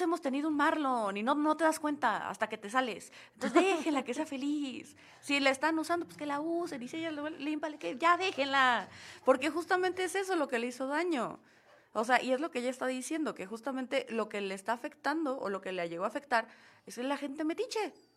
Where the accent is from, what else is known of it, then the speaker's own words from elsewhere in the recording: Mexico; como mexicanos